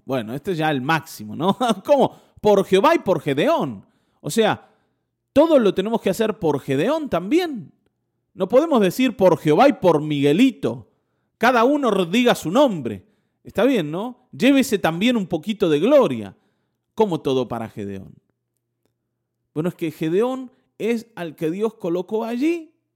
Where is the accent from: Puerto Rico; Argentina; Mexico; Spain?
Argentina; Buenos Aires; accent: porteño; moved away; also born or lived in northern Argentina; teníamos un acento porteño